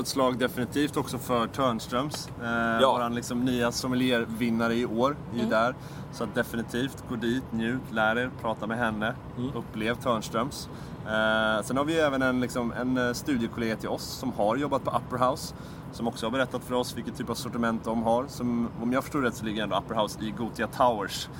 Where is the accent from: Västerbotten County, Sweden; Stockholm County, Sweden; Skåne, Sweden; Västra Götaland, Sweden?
Stockholm County, Sweden; Stockholm; ställen i Stockholm där vi kommer ifrån